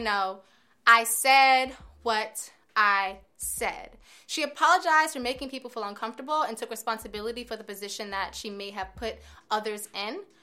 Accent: United States; as an American

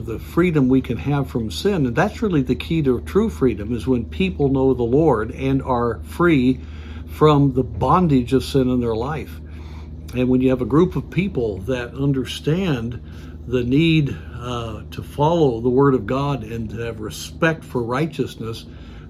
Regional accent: United States; as an American.

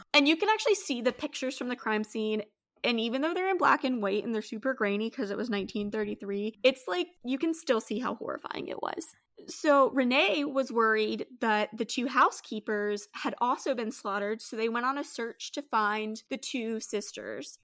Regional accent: United States; I'm very American

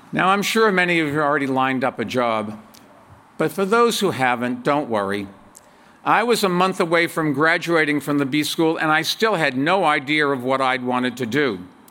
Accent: Medford, Massachusetts, United States; moved away as an adult; also born or lived in Brookline, Massachusetts / New York City; We moved to Medford from Brookline, a few miles from here, when I was four years old

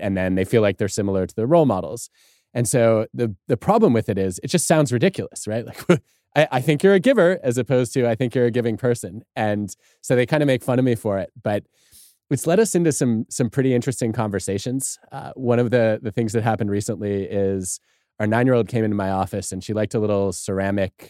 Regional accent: Michigan, United States; growing up in Michigan

